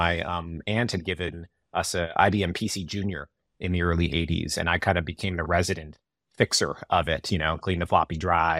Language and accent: English; Yorba Linda, California, United States; I grew up in Yorba Linda, California, a little town in Orange County.